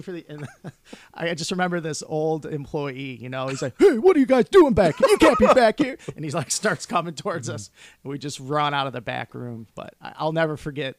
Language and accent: English; Detroit, Michigan, United States; growing up in Southwest Detroit